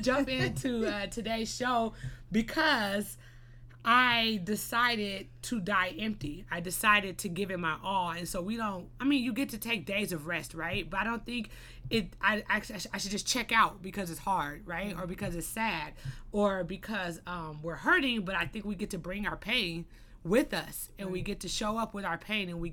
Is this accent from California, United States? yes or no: yes; Los Angeles, California, United States; I was born and raised in the Crenshaw area, you know, Crenshaw and Slauson